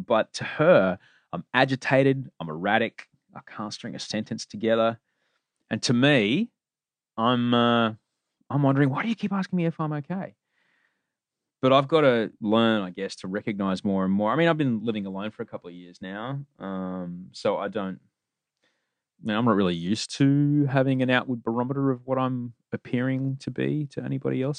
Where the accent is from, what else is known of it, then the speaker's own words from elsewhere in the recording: Queensland, Australia; I grew up in Queensland